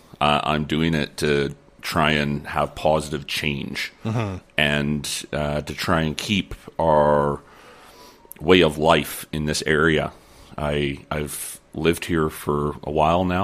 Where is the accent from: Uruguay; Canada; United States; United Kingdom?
Canada; Lower Mainland, British Columbia; now in Peace River region, Canada; I was originally from the Lower Mainland. I grew up there, and I grew up in 4-H